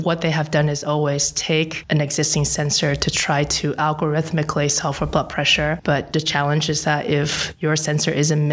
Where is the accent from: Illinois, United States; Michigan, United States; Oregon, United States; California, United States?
California, United States; Silicon Valley; also born or lived in Geneva; I grew up in Silicon Valley